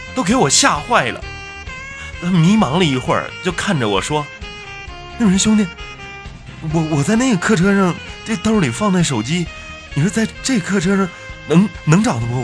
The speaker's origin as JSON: {"language": "Chinese", "town": "Hulunbuir", "region": "Inner Mongolia", "country": "China", "tie": "born or raised there", "moved": "yes", "said": "我的老家呀，是在梅丽的呼伦贝尔"}